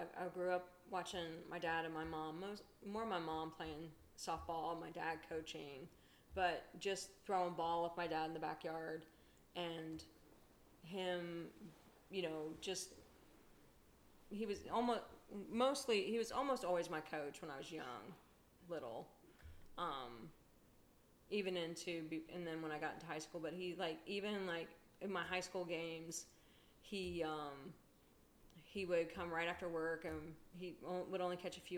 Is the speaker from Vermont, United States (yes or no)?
no; Columbus, Ohio, United States; growing up in Columbus, and my dad did too